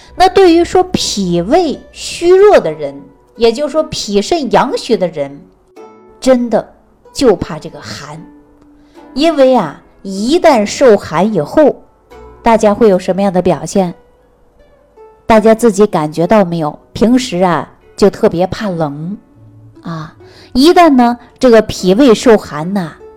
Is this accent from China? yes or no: yes; Jilin, China; moved away; 大家都知道我是东北人嘛，东北确确实实是冰天雪地的